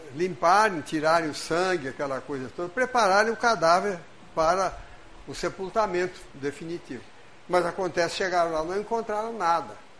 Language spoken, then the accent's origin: Portuguese; Brazil; Nós estamos brasileiros, porque reencarnamos no Brasil